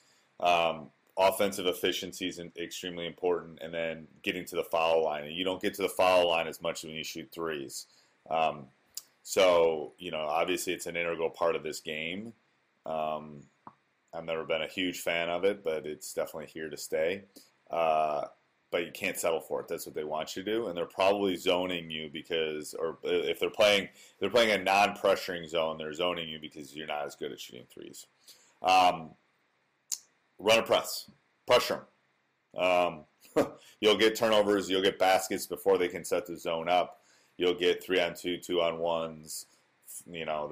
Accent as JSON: {"language": "English", "region": "Wisconsin", "country": "United States", "tie": "born or raised there"}